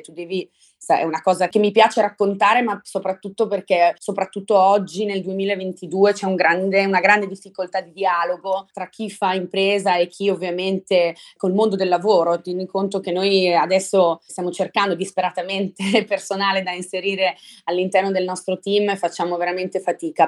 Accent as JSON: {"language": "Italian", "town": "Brescia", "region": "Lombardy", "country": "Italy", "tie": "born or raised there", "said": "centro storico di Brescia, che è la mia città natale"}